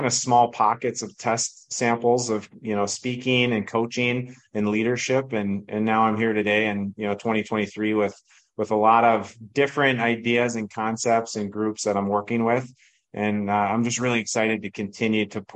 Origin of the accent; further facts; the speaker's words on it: Minnesota, United States; growing up in Minnesota